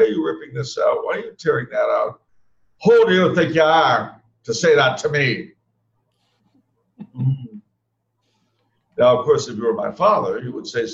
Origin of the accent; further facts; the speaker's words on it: California, United States; I was raised in California